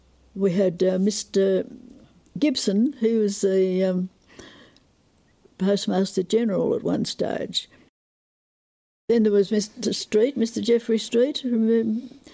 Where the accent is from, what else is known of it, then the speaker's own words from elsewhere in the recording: Western District, Victoria, Australia; I came from the Western District